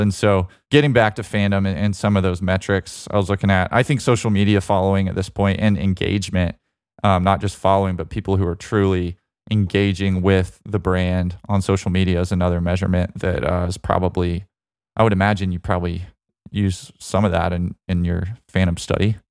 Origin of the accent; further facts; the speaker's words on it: Alabama, United States; moved away; also born or lived in Georgia; growing up in Alabama